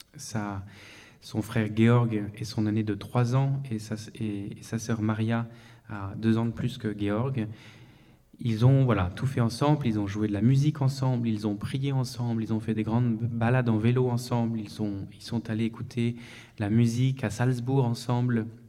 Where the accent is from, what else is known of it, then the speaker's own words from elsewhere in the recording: France; now in Vienna, Austria; je suis français euh, résident en Autriche, à Vienne